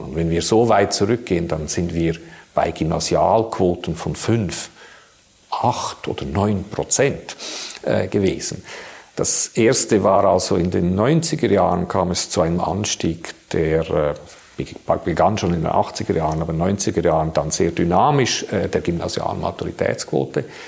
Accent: Switzerland; bei uns in der Schweiz

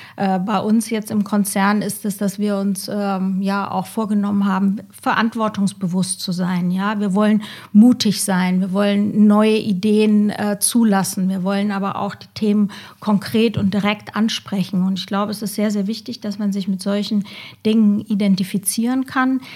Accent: Bavaria, Germany; now in Cologne, Germany; ursprünglich komme ich aus dem schönen Bayern, lebe aber, wie du gerade ja schon angesprochen hast, in Köln

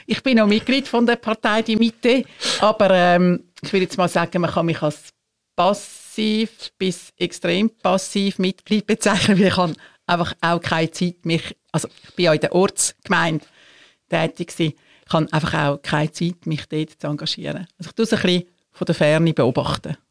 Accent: Switzerland; bei uns in der Schweiz

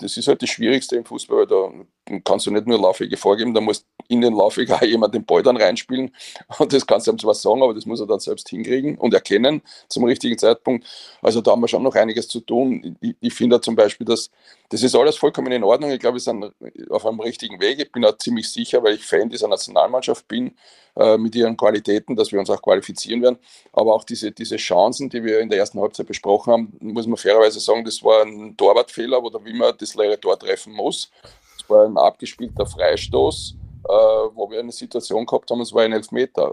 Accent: Vienna, Austria

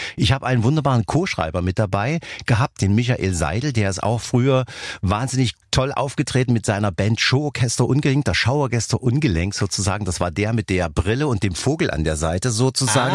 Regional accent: Dresden, Saxony, Germany; accent: Saxon; ich komme ja aus Dresden und wir sprechen ja einen tollen Dialekt, unser Sächsischer, worauf ich natürlich sehr stolz bin

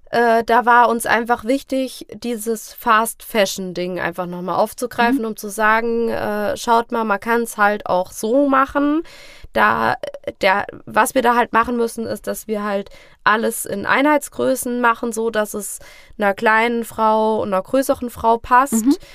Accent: Fulda, Hesse, Germany; also born or lived in Hosenfeld; die ersten Jahre war ich ja in Hosenfeld, das heißt, es mhm. ist noch ein paar Kilometer weg von Fulda, aber in Fulda auf, bin ich auf die Schule gegangen und äh, wir wohnen jetzt selber, also ich bin mit 19 dann in die Innenstadt gezogen und seitdem wohne ich auch

